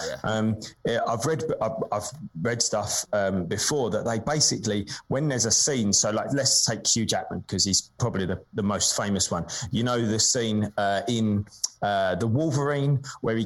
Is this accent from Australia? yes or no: no; British estuary, England, United Kingdom; accent: Estuary English; My stupid British estuary accent